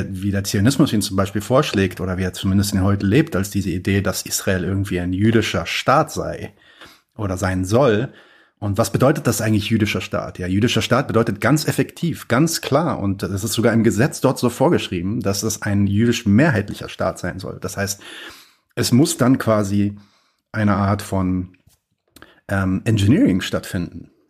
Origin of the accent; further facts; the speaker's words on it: Palestine; now in Germany; Ähm, was, was machen wir denn vor allem als Palästinenser? Ähm, weil wir, wir sind natürlich in einer, in einer, in einer ähm, in Deutschland zumindest in einer krassen Situation